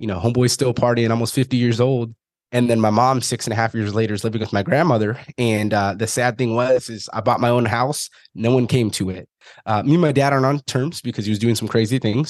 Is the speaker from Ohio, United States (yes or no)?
no; Fresno, California, United States; originally, I'm from Fresno, California.